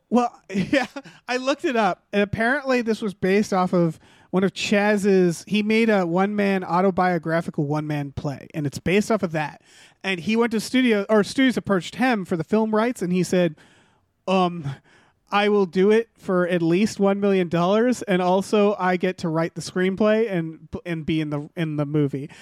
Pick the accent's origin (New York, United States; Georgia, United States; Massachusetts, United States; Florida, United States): Massachusetts, United States; Northampton; I grew up in Northampton, Massachusetts